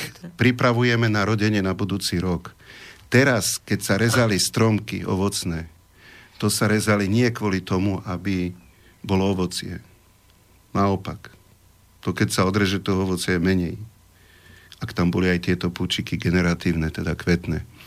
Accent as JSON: {"language": "Slovak", "country": "Slovakia", "tie": "born or raised there", "said": "som tu vyrastol, tu som sa narodil"}